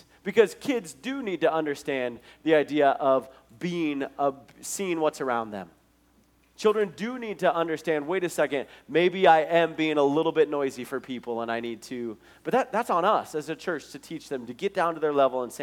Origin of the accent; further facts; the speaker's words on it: Billings, Montana, United States; the Nazarene church that I grew up in Billings